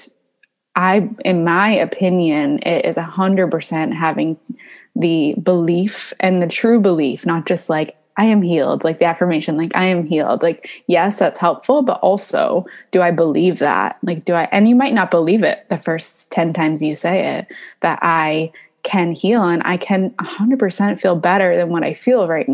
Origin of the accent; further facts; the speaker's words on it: Maine, United States; moved away; also born or lived in California; I was born in California, but I grew up in Maine